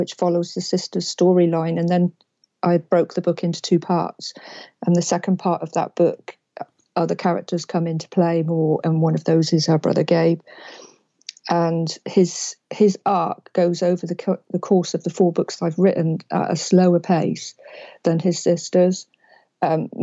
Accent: England, United Kingdom; I'm from England

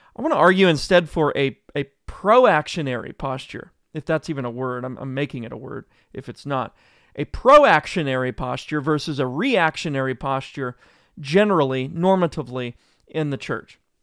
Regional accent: Joplin, Missouri, United States; moved away; a massive tornado went through my hometown. I'm from Joplin, Missouri

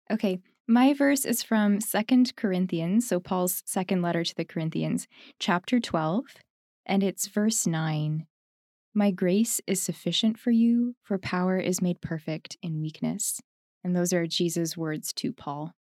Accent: Ontario, Canada; also born or lived in Winnipeg, Manitoba; I grew up there in Ontario

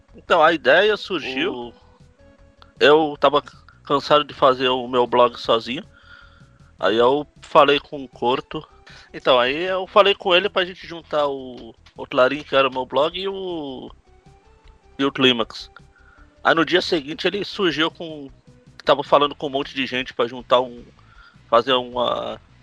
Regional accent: São Paulo, Brazil; eu sou de São Paulo

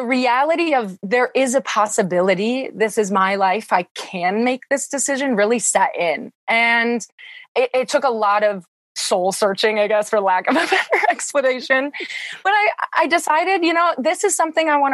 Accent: small town a couple hours from Milwaukee, Wisconsin, United States; now in Milwaukee, United States; my hometown is about 700 people. It's very small. And the town that I grew up and went to school in is about 3,000

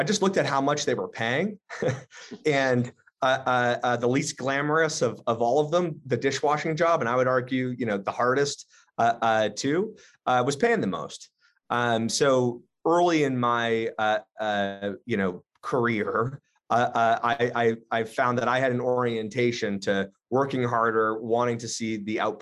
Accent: Southern New Hampshire, United States; moved away as an adult; now in Boston, United States; I grew up actually in Southern New Hampshire.

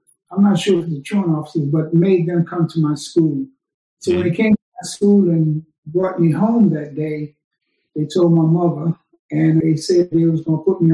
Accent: the Jim Crow South, United States; now in Brooklyn, United States; I was born in the Jim Crow South

